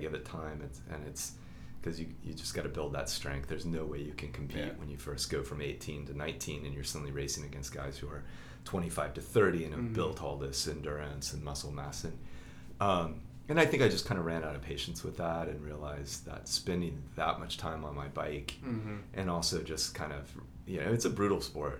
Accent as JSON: {"language": "English", "town": "Oklahoma City", "region": "Oklahoma", "country": "United States", "tie": "born or raised there", "also_born_or_lived": "France / California", "said": "I'm from here, Oklahoma City."}